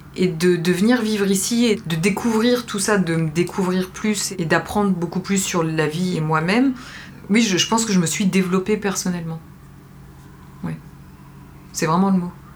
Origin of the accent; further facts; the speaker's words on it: France; also born or lived in Algeria (family origin); now in New York, United States; on est français